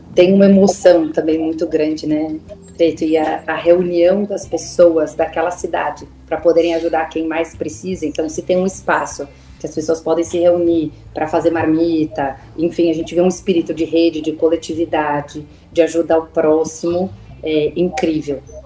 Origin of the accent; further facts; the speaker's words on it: São Paulo, Brazil; eu sou de São Paulo, minha família também é daqui.